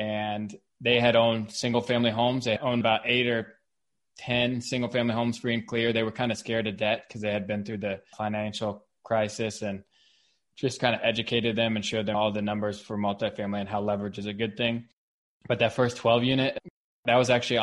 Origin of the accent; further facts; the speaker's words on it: Cincinnati, Ohio, United States; moved away as an adult; also born or lived in Kentucky; now in Rogers, United States; I was born and raised in Cincinnati, in Madeira.